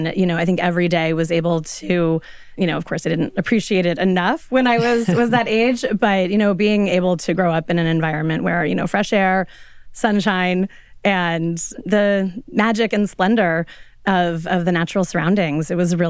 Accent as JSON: {"language": "English", "region": "Colorado", "country": "United States", "tie": "born or raised there", "moved": "yes", "said": "I grew up in Colorado, and it was many decades ago."}